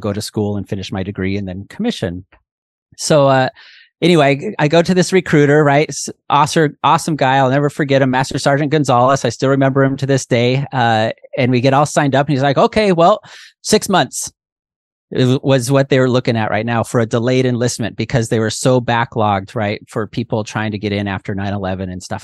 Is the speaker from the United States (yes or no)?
yes; Pacific Northwest, United States; moved away as an adult; also born or lived in Hawaii / Oklahoma City, Oklahoma; I'm from the Pacific Northwest, you know, green